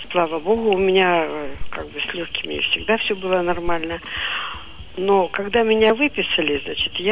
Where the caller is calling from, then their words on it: Divnogorsk, Krasnoyarsk Krai, Russia; Вот я из Дивногорска.